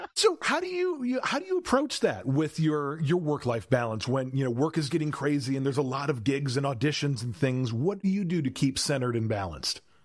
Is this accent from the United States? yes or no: yes; South Milwaukee, Wisconsin, United States; moved away as an adult; now in Los Angeles, United States; the small town kid that was growing up in South Milwaukee, Wisconsin